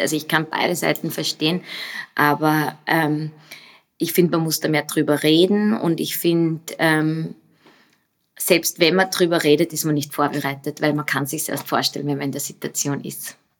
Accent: Upper Austria, Austria; accent: Upper Austrian; moved away as an adult; also born or lived in United States; now in Vienna, Austria; bin aus Oberösterreich. Ähm, das hört man vielleicht auch noch meine oberösterreichischen Wurzeln manchmal durch.

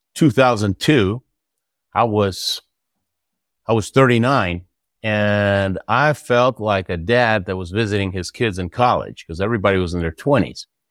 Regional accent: Houston, Texas, United States; also born or lived in Argentina; I lived in Houston, Texas most of my life

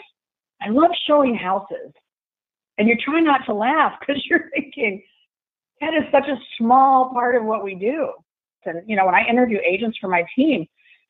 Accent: Central Illinois, United States; also born or lived in Key West; now in Jacksonville, United States; I grew up in the Midwest. I grew up in Central Illinois

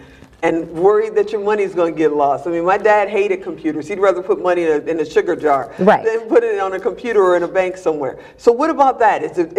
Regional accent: Chicago, Illinois, United States; I'm from Chicago

